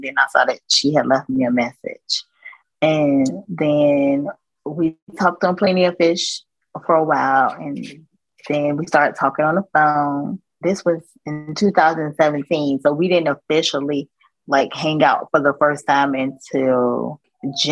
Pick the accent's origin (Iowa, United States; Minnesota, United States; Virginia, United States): Virginia, United States; I'm from Virginia, and I've always lived here.